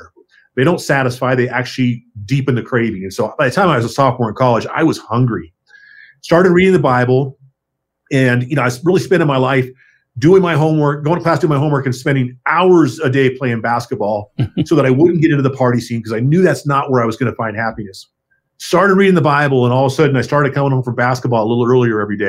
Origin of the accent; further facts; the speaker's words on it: Ventura, California, United States; moved away as an adult; also born or lived in Louisiana; now in Colorado, United States; Went home to my hometown in Ventura, California